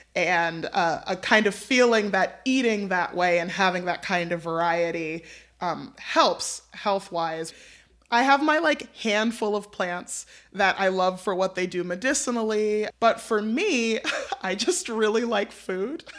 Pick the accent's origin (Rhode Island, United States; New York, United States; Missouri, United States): New York, United States; moved away as an adult; now in Ohio, United States; I'm a New Yorker